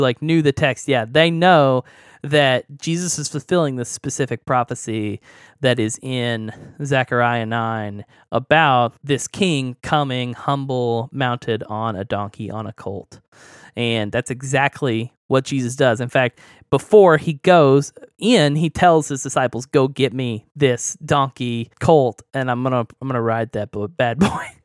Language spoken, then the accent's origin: English; Oklahoma, United States; that that's like right next to my hometown. Like it's Oklahoma